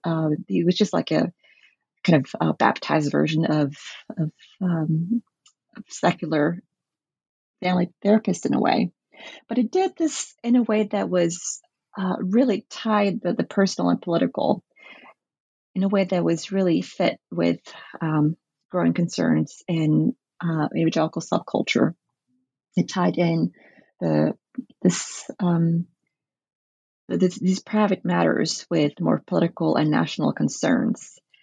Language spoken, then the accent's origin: English; the Norwegian Bible belt, Southern and Western Norway, Norway; I grew up in the Norwegian Bible belts, which is very influenced by American evangelicalism